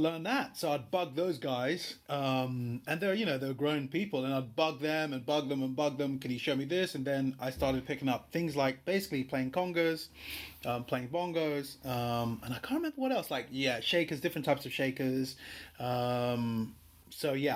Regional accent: Lagos, Nigeria; moved away; I was born in Lagos, Nigeria.

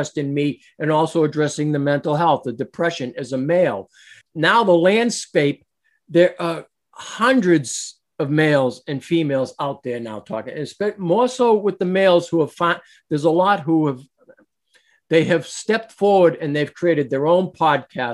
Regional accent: Boston, Massachusetts, United States; moved away; also born or lived in New Hampshire; I was born in Boston, but I lived in Massachusetts, then moved to New Hampshire

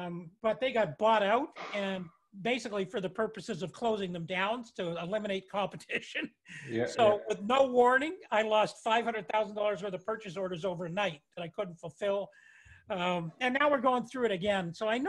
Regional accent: Toronto, Ontario, Canada; I mean, I grew up in Toronto.

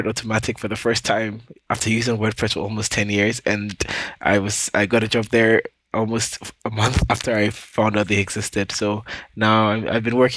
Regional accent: Ghana; now in Canada; I live in Canada. I was born and raised in Ghana

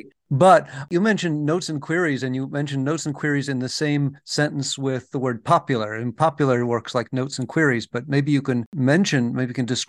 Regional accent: Detroit, Michigan, United States; accent: Midwestern; when I go back to my hometown, which is Detroit, people think I'm from someplace else. So my accent has no home. It's Midwestern and it's neutral

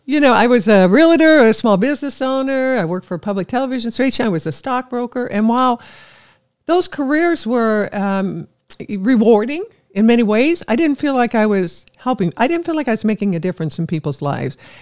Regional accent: Evansville, Indiana, United States; I love my hometown, Evansville

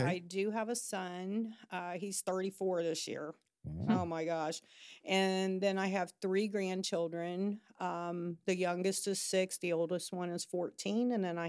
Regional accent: Cincinnati, Ohio, United States; moved away as an adult; now in Huntington, United States; I didn't. I'm from Cincinnati. My brother lived over here. My aunt lived over here. And I moved here in 88.

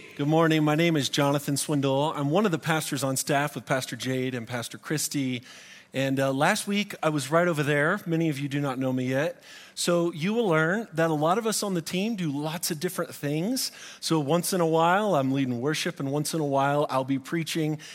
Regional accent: Florida, United States; now in Colorado Springs, United States; I grew up in Florida where palm branches were plentiful

